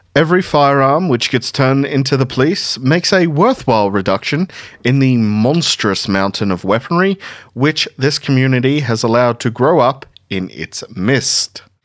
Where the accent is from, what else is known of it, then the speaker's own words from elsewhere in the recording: Tumut, New South Wales, Australia; my hometown in Tumut.